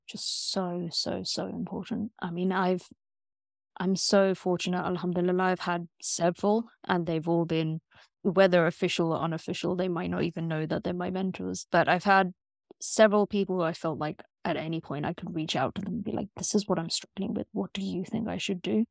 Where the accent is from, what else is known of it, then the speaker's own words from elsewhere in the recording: Pakistan; I am a Pakistani Muslim in tech